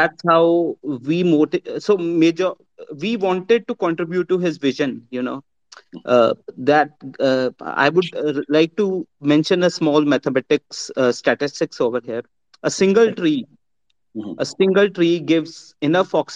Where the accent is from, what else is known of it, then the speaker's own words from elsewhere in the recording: India; I'm from India